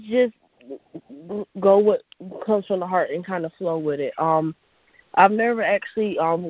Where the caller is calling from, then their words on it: Raleigh, North Carolina, United States; I'm calling from Raleigh, North Carolina.